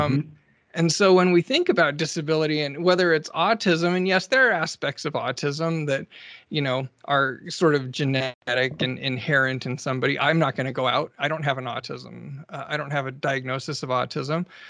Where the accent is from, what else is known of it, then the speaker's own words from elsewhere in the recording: Alaska, United States; I grew up in Alaska